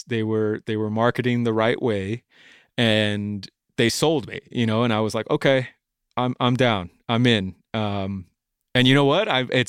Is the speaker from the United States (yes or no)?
yes; Bellflower, California, United States; Oh man, I'm a native Angelino, dude. I've been born and raised, dude. I was born in Bellflower and not too far from where we are right now at the moment